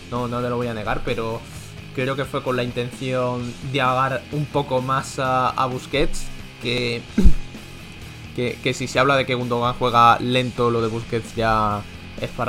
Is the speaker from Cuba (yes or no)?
no; Spain; porque como español no, puede decir pena